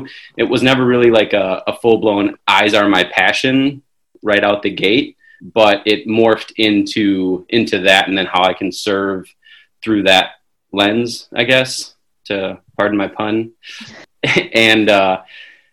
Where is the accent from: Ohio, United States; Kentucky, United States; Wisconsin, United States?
Wisconsin, United States; also born or lived in Chicago, Illinois; I was born in Chicago, raised in Wisconsin